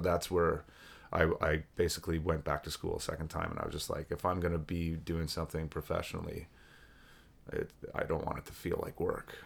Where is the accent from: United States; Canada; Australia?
Canada; Oshawa, Ontario; moved away as an adult; now in Peterborough, Canada; I'm born and raised in Oshawa